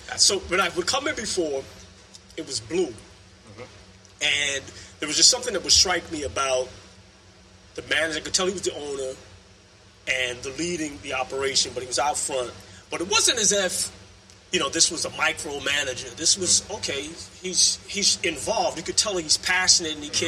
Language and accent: English; Barbados; now in Norwalk; I come from Barbados, so we had an accent